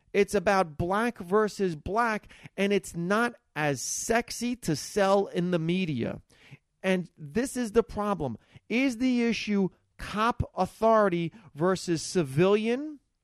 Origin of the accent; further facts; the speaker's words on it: Hackensack, New Jersey, United States; I grew up in Hackensack, New Jersey